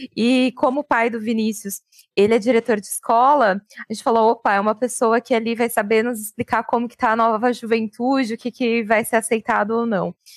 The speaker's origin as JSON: {"language": "Portuguese", "town": "Francisco Morato", "region": "São Paulo", "country": "Brazil", "tie": "born or raised there", "said": "Cresci na cidade de Francisco Murato"}